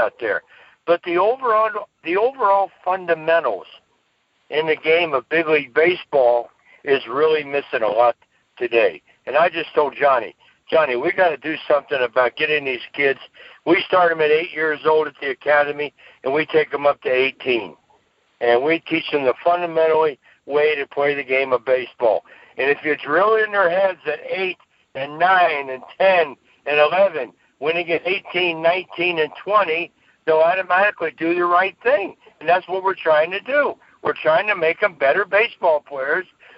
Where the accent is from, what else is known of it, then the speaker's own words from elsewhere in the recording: Cincinnati, Ohio, United States; my hometown, which is Cincinnati